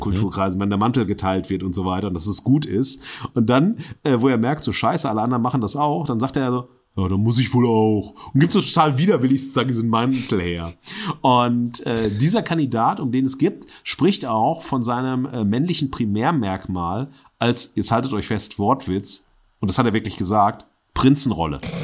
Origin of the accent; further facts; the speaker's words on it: Duisburg, North Rhine-Westphalia, Germany; aus meiner Heimatstadt Duisburg